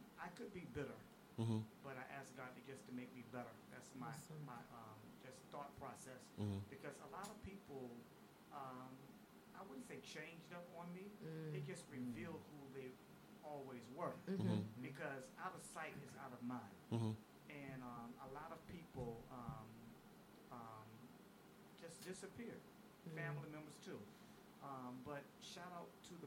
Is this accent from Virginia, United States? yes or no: yes; Chesapeake, Virginia, United States; I'm from Chesapeake, Virginia